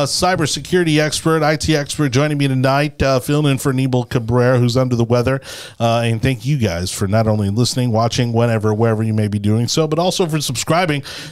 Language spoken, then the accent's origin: English; Miami, Florida, United States; being born and raised in Miami, a lifelong Floridian